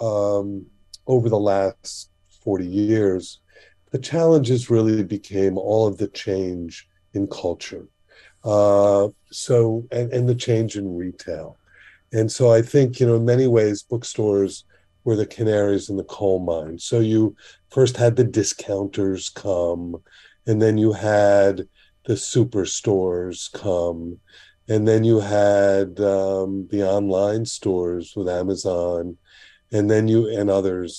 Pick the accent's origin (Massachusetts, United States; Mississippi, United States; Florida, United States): Florida, United States; Miami Beach; I grew up on Miami Beach